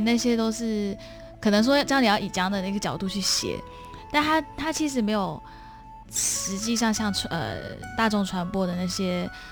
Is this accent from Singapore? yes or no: yes; Singapore; 我是来自新加坡的